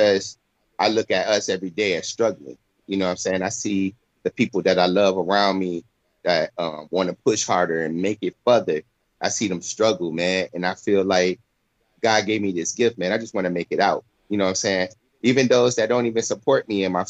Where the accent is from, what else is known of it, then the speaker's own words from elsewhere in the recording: Flint, Michigan, United States; now in Florida, United States; I'm from Flint, Michigan